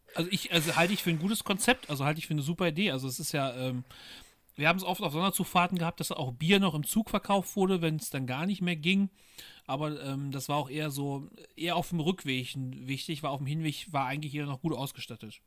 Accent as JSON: {"language": "German", "town": "Bielefeld", "region": "North Rhine-Westphalia", "country": "Germany", "also_born_or_lived": "Paderborn", "said": "ich komme halt aus Bielefeld"}